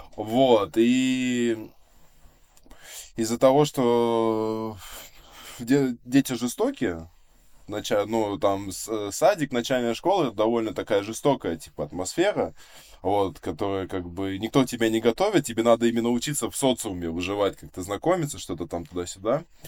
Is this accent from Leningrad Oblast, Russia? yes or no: yes; Vsevolozhsk, Leningrad Oblast, Russia; Я коренной житель Ленинградской области чистокровный. Да, типа, да, я, я, я родился, да, во Всеволожске, эм, и получается, ну, вот уже как 23 года живу, вот, э, получается, в соседнем поселке от э, города